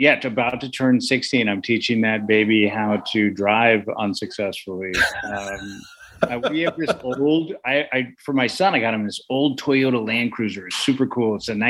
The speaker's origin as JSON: {"language": "English", "town": "San Francisco", "region": "California", "country": "United States", "tie": "born or raised there", "said": "And I grew up in San Francisco. I never learned how to drive a stick because we just didn't have them."}